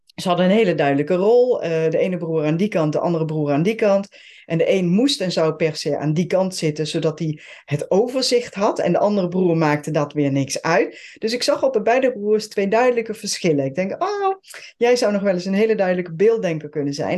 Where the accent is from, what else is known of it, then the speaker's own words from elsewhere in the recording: Switzerland; Dutch is a second language; now in Netherlands; ik ben geboren en getogen in eh, Zwitserland. ben in Nederland komen wonen. Heb de Nederlandse taal moeten leren.